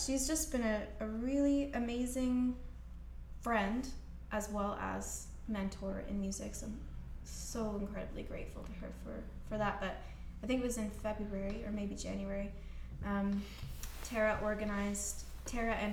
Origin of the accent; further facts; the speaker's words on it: Scotland, United Kingdom; moved away; I'm from Scotland